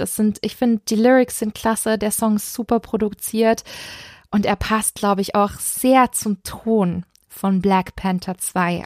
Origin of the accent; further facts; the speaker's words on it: Stuttgart, Baden-Württemberg, Germany; Meine Heimatstadt Stuttgart